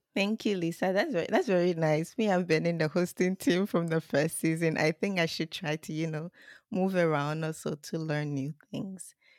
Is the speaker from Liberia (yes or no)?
yes; Liberia; now in Japan; I come from Liberia